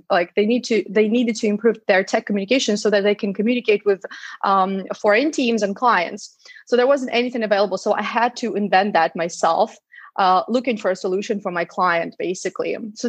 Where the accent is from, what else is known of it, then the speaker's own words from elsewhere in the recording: Odesa, Odesa Oblast, Ukraine; English is a second language; I'm from Odessa, by the way, that's on the Black Sea.